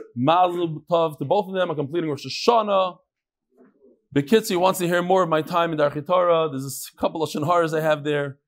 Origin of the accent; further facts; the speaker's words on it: New York, United States; I grew up in New York